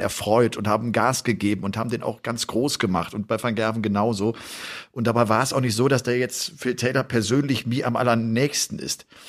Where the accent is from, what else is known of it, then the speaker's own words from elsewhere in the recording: Germany; bei uns in Deutschland